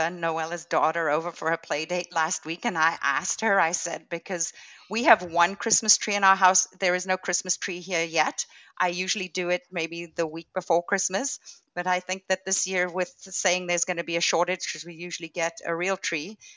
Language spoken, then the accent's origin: English; Cape Town, Western Cape, South Africa; moved away as an adult; also born or lived in Saskatchewan, Canada / Morrisburg, Ontario, Canada; now in Brockville, Canada; I was born in South Africa in Cape Town and lived there until I was 27, I believe. And then my husband and I moved to Canada and we lived in Saskatchewan for a couple of years and then actually moved to Morrisburg, Ontario for 16 years